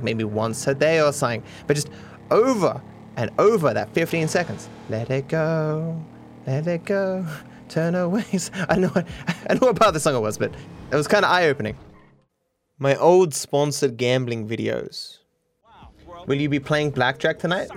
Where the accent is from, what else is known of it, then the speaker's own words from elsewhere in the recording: Australia; they thought I was from Austria rather than from Australia